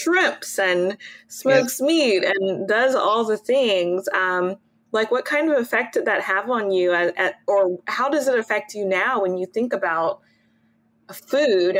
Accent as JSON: {"language": "English", "town": "Baton Rouge", "region": "Louisiana", "country": "United States", "said": "I'm from Baton Rouge"}